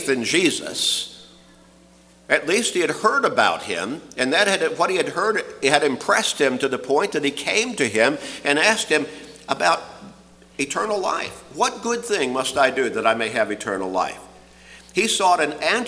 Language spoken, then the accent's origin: English; Chicago, Illinois, United States; as a really young boy growing up in Chicago